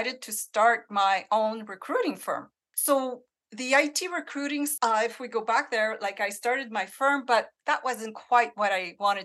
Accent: Northern Ontario, Canada; moved away as an adult; growing up in Northern Ontario

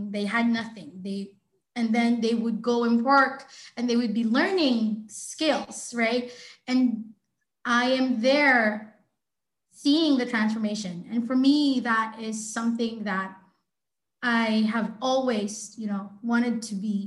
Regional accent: Philippines; in my home country, the Philippines

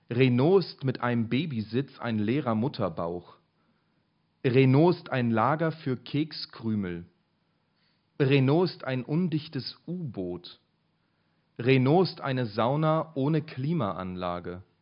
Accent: Berlin, Germany; ah, ich komme aus Berlin, ne?

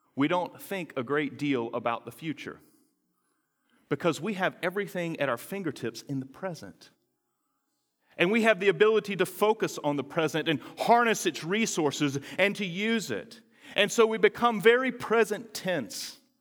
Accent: North Carolina, United States; moved away; that little garden of Eden called North Carolina, which is where I'm from

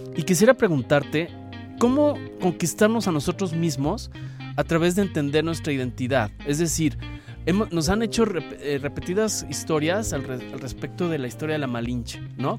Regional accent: Mexico; la identidad nuestra como mexicanos

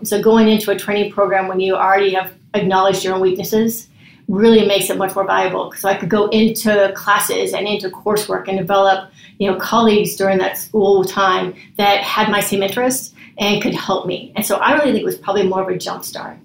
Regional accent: West Coast, United States; moved away as an adult; also born or lived in Cincinnati; I'm from the West Coast

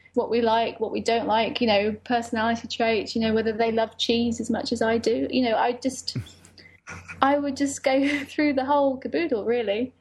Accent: United Kingdom; I'm British Lebanese

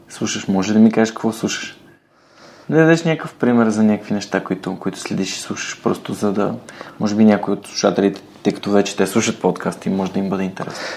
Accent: Bulgaria; аз много се радвам, че съм българин

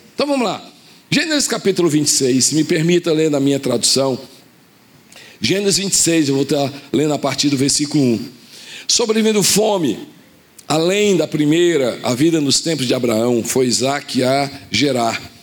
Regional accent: Fortaleza, Ceará, Brazil; also born or lived in Recife, Pernambuco; nasci em Recife, fui para Fortaleza. Ah, meus pais eh, vieram aqui a trabalho e foi o período que eu nasci. Eh, a gente voltou para Fortaleza

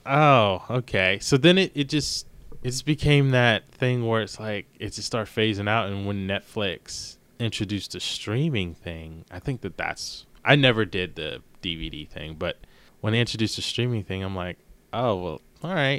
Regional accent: Maryland, United States; I'm from Maryland

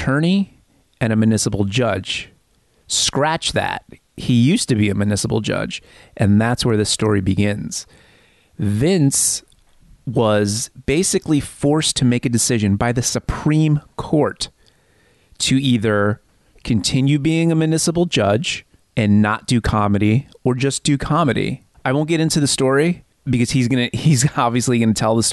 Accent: near Hackensack, New Jersey, United States; I grew up 3 miles from where you grew up

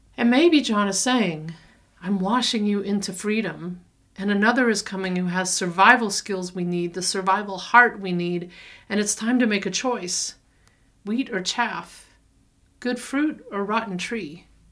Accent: the South, United States; moved away; also born or lived in Denver; I'm a Southerner

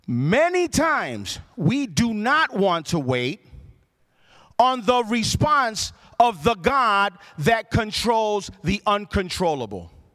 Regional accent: Puerto Rico; I grew up in Puerto Rico

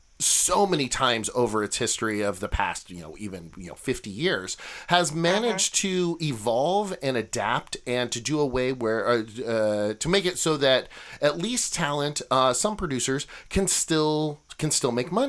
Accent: Eastern Oregon, United States; now in Los Angeles, United States; I grew up in Eastern Oregon

